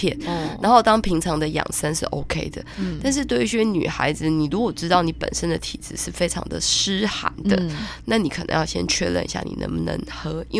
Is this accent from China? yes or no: no; Taiwan; 我们台湾人不是只会种花